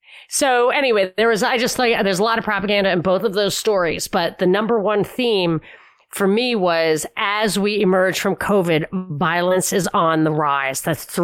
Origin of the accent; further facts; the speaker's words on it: New York, United States; I'm from New York.